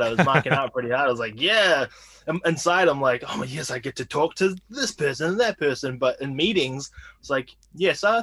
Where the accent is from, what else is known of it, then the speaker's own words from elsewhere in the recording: Whanganui, Manawatū-Whanganui, New Zealand; moved away as an adult; also born or lived in Austin, Texas; now in United States; I'm from a small town in New Zealand called Whanganui. Sounds kind of strange, but yeah, that's my hometown. Moved here to America in like 2013